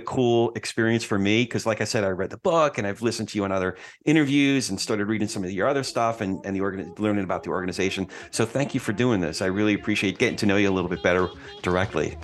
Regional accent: New Jersey, United States; I'm from Jersey

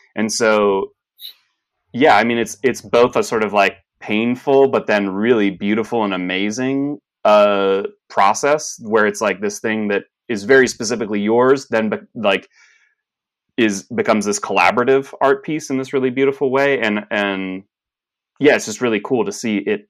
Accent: Lewisburg, Pennsylvania, United States; I grew up in central Pennsylvania, largely, a little town called Lewisburg

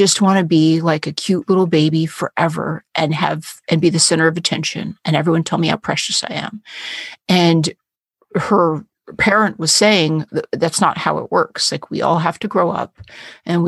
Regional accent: San Francisco, California, United States; I was born in San Francisco

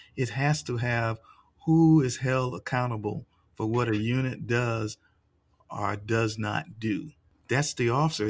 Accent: United States; did not recognize me as an American

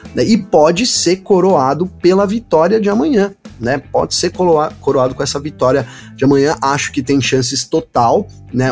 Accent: São Bernardo do Campo, São Paulo, Brazil; Aqui em São Paulo, eu sou aqui de São Bernardo do Campo, terra dos batateiros.

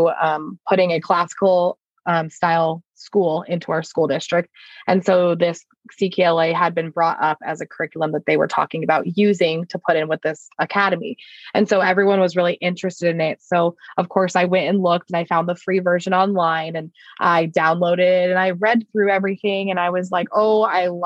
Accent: Lake Havasu City, Arizona, United States; I am from Lake Havasu City.

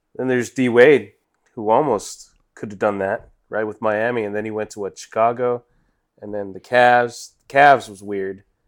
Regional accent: England, United Kingdom; I'm English

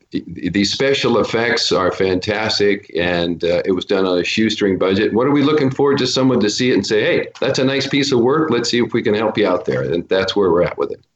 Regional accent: Portland, Oregon, United States; moved away as an adult; now in Los Angeles, United States; Portland, Oregon, back to my hometown

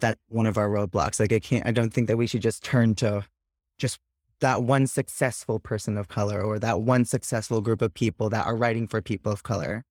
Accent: Jersey Shore, New Jersey, United States; also born or lived in New York City; I'm from the Jersey Shore

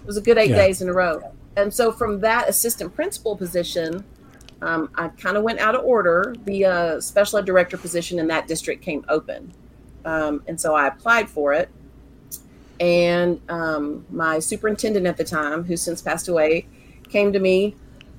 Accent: Central Texas, United States; I was born and raised here in Central Texas

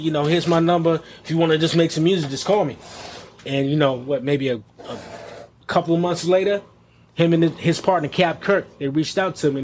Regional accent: Greensboro, North Carolina, United States; moved away; also born or lived in New York; I'm originally from Greensboro, North Carolina

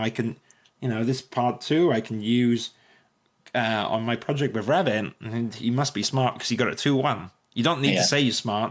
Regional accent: Welsh, Wales, United Kingdom; I'm Welsh

